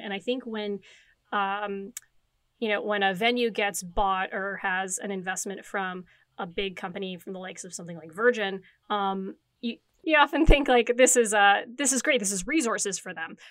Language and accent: English; Timmins, Ontario, Canada; moved away as an adult; now in Toronto, Canada; as a kid growing up in Timmins, Ontario